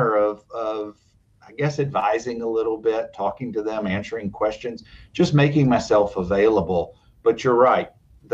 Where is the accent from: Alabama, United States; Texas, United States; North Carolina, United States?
Alabama, United States; Dothan; we grew up in Dothan, just northwest of Tallahassee, Florida. And so my brothers and I grew up in Dad's office